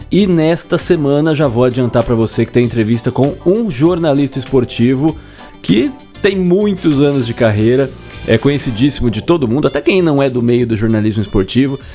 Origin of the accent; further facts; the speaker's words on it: interior of São Paulo, Brazil; moved away as an adult; now in Londrina, Brazil; eu sou do interior de São Paulo, vim para cá faz 12